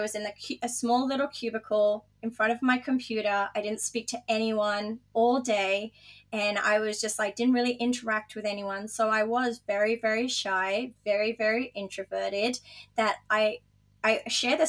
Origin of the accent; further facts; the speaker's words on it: Dubai, United Arab Emirates; moved away as an adult; also born or lived in Gold Coast, Australia; now in Australia; I grew up in Dubai